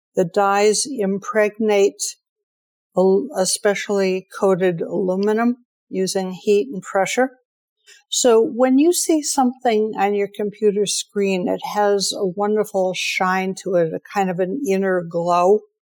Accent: Detroit, Michigan, United States; I grew up in Detroit

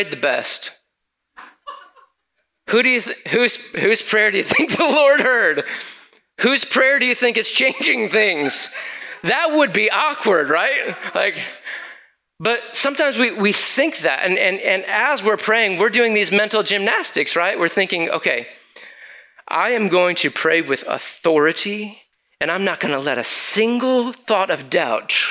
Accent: Lansing, Michigan, United States; moved away; my hometown back in Lansing, Michigan

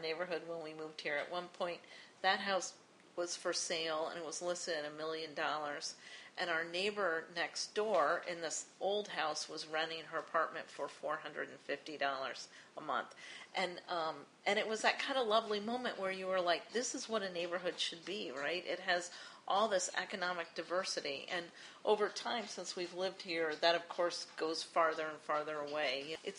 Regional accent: Boston, Massachusetts, United States; moved away as an adult; now in Chicago, United States; So we moved here, and we came from Boston, and we thought 3 years and done. We're back to Boston. That's home.

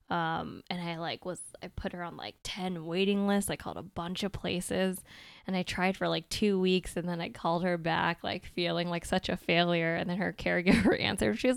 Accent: Maine, United States; also born or lived in California; I was born in California and lived there for nine years, and then we hopped around, and then I ended up in Maine for most of my life, basically from elementary school all the way through med school, basically.

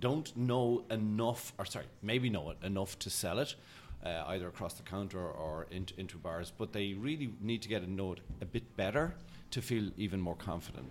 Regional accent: Ireland; I'm Irish

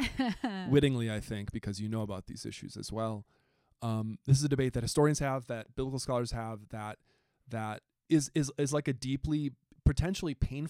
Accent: rural Southeast Wisconsin, United States; moved away as an adult; also born or lived in Milwaukee, Wisconsin / Southern Missouri; I'm from rural Wisconsin.

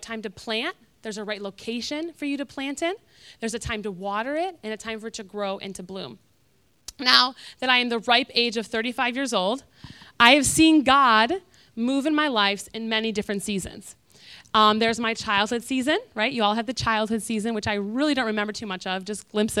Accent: Michigan, United States; now in Florida, United States; I'm from Michigan

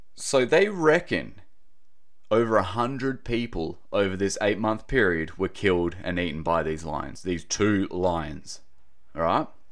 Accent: Australia; accent: Aussie; my typical Aussie accent.

